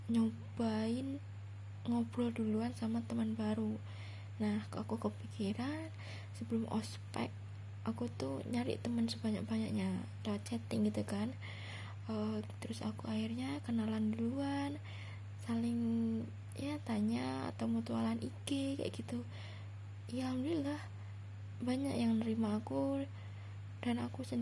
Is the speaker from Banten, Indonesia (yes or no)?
no; Central Java, Indonesia; nah terus aku tuh asal Jawa Tengah aku masih kuliah uh, semester 5